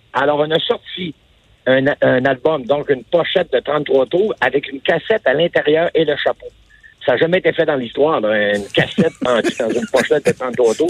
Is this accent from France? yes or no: no; Quebec, Canada; j'ai dit Québécois